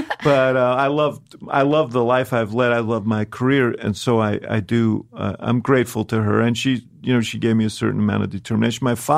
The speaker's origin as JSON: {"language": "English", "town": "New York City", "region": "New York", "country": "United States", "tie": "born there", "said": "No, I was born right here in New York City."}